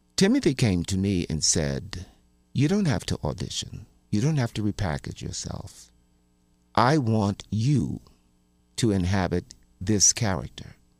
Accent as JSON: {"language": "English", "town": "Baltimore", "region": "Maryland", "country": "United States", "tie": "born or raised there", "said": "when I was growing up in Baltimore"}